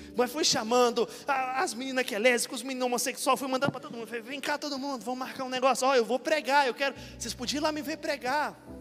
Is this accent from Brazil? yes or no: yes; Minas Gerais, Brazil; moved away; Fui para Minas Gerais outro dia, fui pregar lá na minha cidade